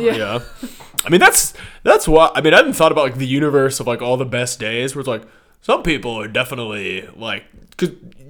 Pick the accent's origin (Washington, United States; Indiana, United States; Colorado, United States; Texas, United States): Washington, United States; Seattle; so I'm from Seattle.